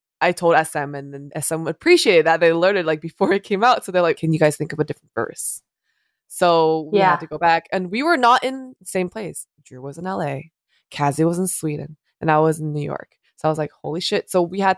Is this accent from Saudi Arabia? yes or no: no; South Korea; Was born and raised in Korea